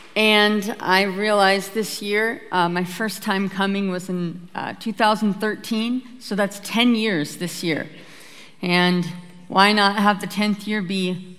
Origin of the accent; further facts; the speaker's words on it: Petersburg, Alaska, United States; I'm from a little homestead right outside of a Norwegian fishing town called Petersburg, Alaska